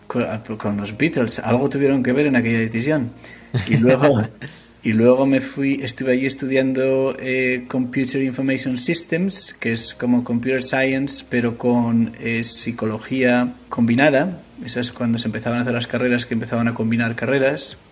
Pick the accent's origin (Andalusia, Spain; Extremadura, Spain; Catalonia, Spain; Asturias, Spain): Asturias, Spain; moved away as an adult; also born or lived in Madrid / San Francisco / Liverpool; now in London, United Kingdom; Yo soy asturiano los asturianos deciden dónde nacen. Entonces yo nací en Madrid.